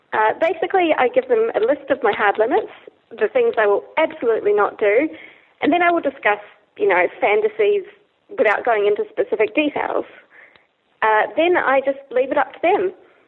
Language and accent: English; New Zealand; accent: Kiwi; My Kiwi accent is strong.